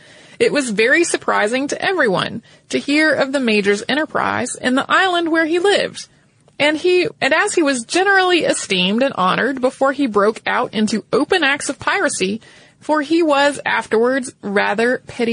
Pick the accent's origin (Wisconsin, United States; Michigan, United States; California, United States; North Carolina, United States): North Carolina, United States; This is a pirate that I have heard about because I grew up in North Carolina. And if you grow up in North Carolina, often you hear a lot about pirates.